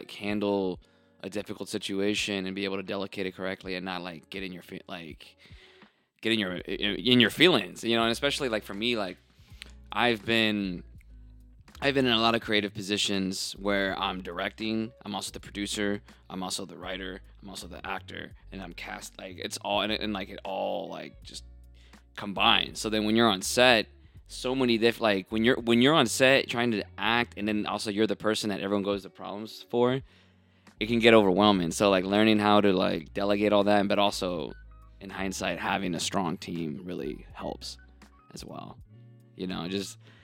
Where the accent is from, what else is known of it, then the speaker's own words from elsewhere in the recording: North Carolina, United States; moved away as an adult; now in Atlanta, United States; I love North Carolina, and that's my home state